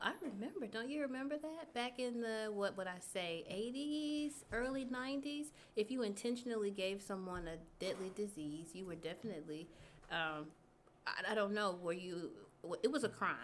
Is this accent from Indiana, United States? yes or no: no; Texarkana, Texas, United States; moved away as an adult; now in Houston, United States; I'm from East Texas. Okay. I'm from Texarkana